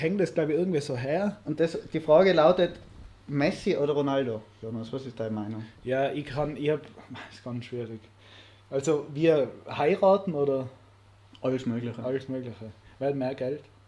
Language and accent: German; Austria; als Österreicher